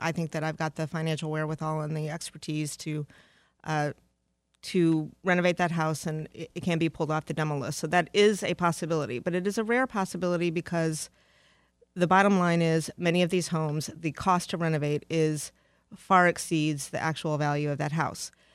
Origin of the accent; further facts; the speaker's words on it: Detroit, Michigan, United States; moved away as an adult; also born or lived in Charlotte, North Carolina / Philadelphia; Detroit is my hometown